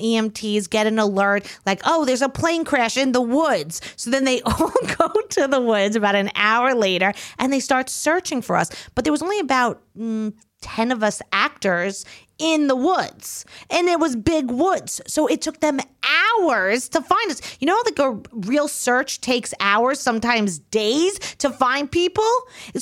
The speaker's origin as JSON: {"language": "English", "area": "Long Island", "region": "New York", "country": "United States", "said": "I'm from Long Island. We don't got woods"}